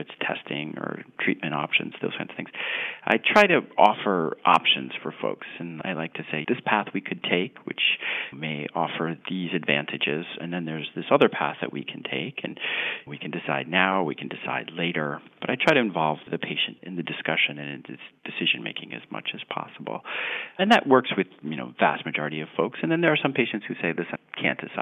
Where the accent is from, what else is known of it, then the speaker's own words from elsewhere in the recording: Long Island, New York, United States; now in Boston, United States; I grew up fishing in Long Island, New York.